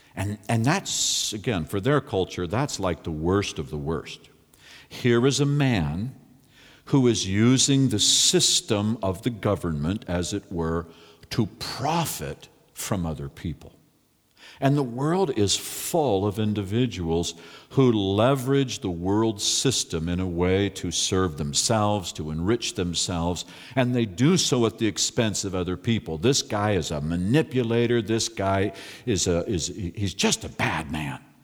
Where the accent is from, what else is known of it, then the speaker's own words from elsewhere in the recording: California, United States; I'm from California